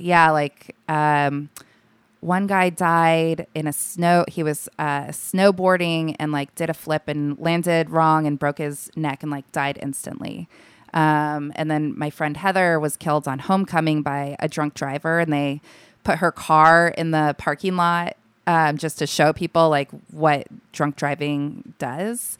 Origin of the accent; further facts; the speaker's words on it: Alaska, United States; I was born and raised there